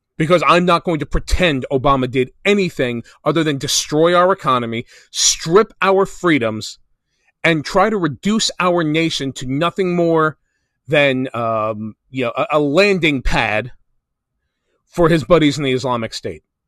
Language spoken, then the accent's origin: English; New Jersey, United States; my home state of New Jersey